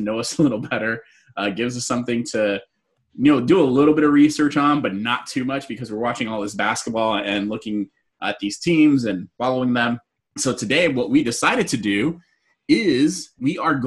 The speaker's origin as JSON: {"language": "English", "region": "Southern California", "country": "United States", "said": "Me and Jose are from Southern California."}